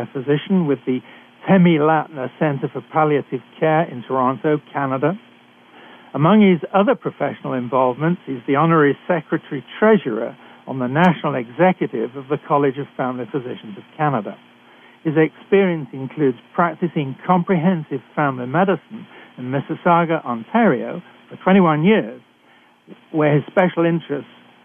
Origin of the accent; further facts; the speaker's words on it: United Kingdom; accent: British; moved away; I'm a physician who is trained in Britain, as I'm sure you can tell from my accent